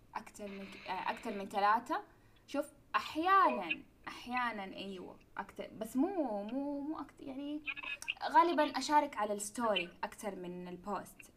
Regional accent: Mecca, Makkah Province, Saudi Arabia; أنا ترى من مكة وأدرس في جدة كنت

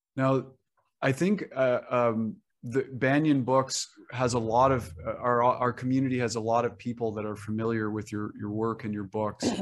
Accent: Canada; even as a Canadian

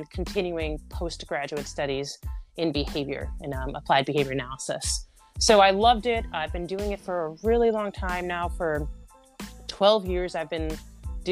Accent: New Jersey, United States; also born or lived in New York City; I am from New Jersey

